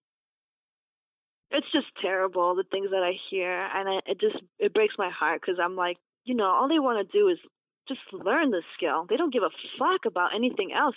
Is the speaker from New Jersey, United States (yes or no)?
no; New York City, New York, United States; I was born in Brooklyn